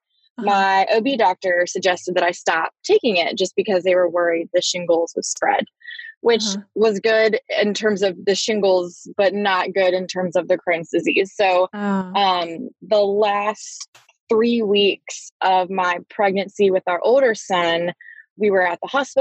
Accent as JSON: {"language": "English", "town": "Raleigh", "region": "North Carolina", "country": "United States", "tie": "born or raised there", "said": "I grew up in Raleigh"}